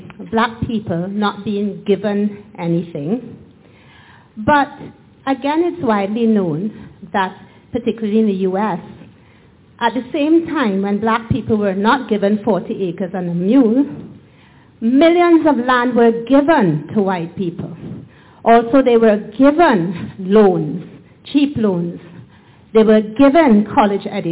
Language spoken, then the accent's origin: English; Trinidad & Tobago; I come from Trinidad, partly Indo-Trinidadian as well